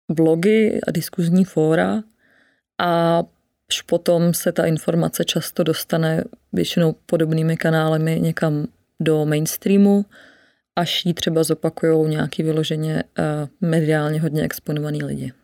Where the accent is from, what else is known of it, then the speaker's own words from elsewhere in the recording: Sudetenland, Czechia; now in Prague, Czech Republic; já jsem ze Sudet, eh, dcera zdravotní sestry a dělníka